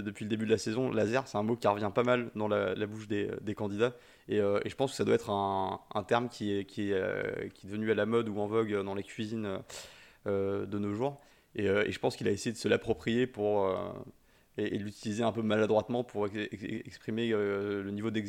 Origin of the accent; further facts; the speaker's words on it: Brittany, France; moi je suis breton